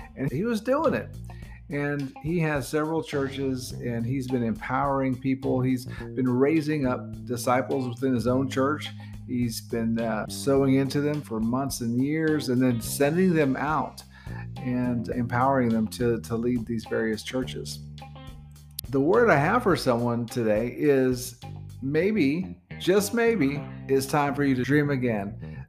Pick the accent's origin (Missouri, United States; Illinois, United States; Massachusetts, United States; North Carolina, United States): North Carolina, United States; near Fort Bragg; moved away as an adult; now in Philippines; We're from North Carolina in the United States, and we come from right outside the Fort Bragg area